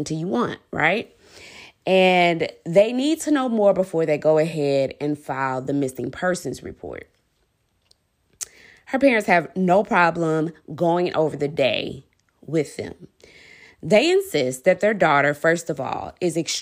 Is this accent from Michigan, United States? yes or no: no; DeSoto, Texas, United States; also born or lived in Dallas, Texas; Just south of Dallas in a suburb called DeSoto.